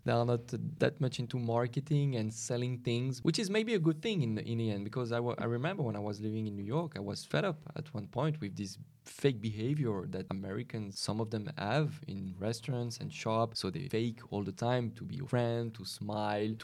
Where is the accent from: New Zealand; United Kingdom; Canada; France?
France; Lyon, Auvergne-Rhône-Alpes; now in Paris, France; I'm from Lyon originally. I've moved to Paris.